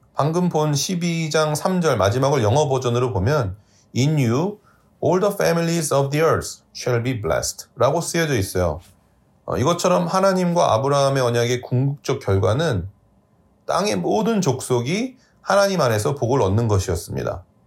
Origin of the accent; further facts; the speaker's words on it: South Korea; now in New York, United States; 한국이라는 작은 나라에서 태어나 미국 뉴욕으로 이주해서 살아가고 있는 저와